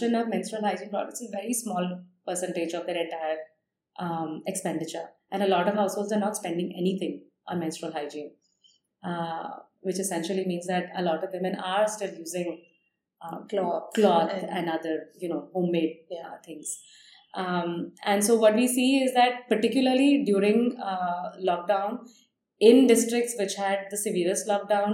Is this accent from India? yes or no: yes; India; growing up in India